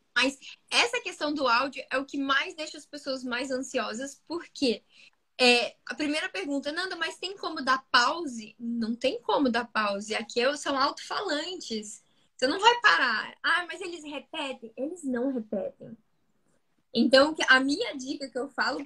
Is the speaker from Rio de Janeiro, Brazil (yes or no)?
yes; interior of Rio de Janeiro state, Brazil; eu, nasci no Rio de Janeiro, fui pro interior, morei muitos, muitos anos no interior do Rio de Janeiro. E depois eu voltei pro Rio mesmo